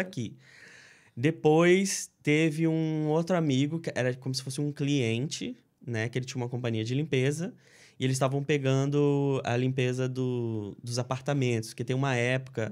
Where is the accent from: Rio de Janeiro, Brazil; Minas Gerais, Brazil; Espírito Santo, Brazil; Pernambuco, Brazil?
Espírito Santo, Brazil; Linhares; moved away as an adult; also born or lived in Cachoeiro de Itapemirim / Marataízes; now in United States; eu sou capixaba, sou do Espírito Santo